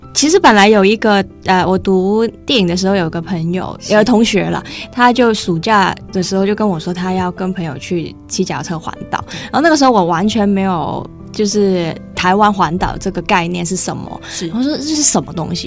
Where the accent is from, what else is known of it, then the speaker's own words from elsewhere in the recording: Hong Kong; 我是香港人